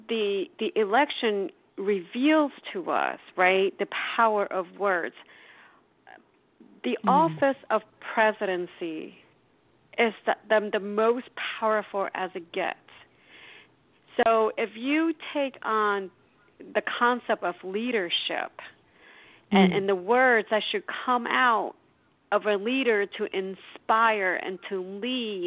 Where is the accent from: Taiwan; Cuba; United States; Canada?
Taiwan; moved away; I was born and raised in Taiwan